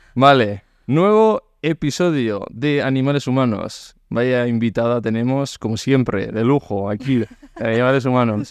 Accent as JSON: {"language": "Spanish", "region": "Basque Country", "country": "Spain", "said": "yo soy vasco"}